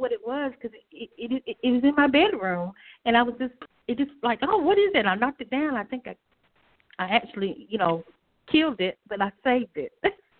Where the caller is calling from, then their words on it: North Carolina, United States; I'm calling from North Carolina.